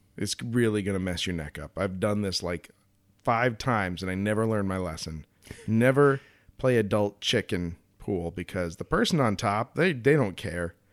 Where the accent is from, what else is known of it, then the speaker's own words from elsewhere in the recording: Colorado, United States; growing up in Colorado